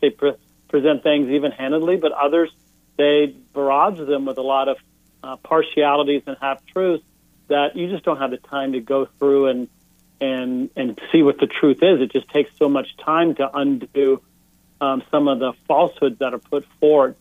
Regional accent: Houston, Texas, United States; moved away as an adult; also born or lived in Northeast United States; growing up in Houston, Texas

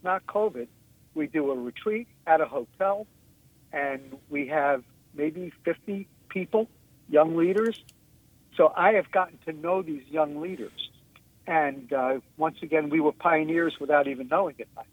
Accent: New York, United States; I'm such a New Yorker

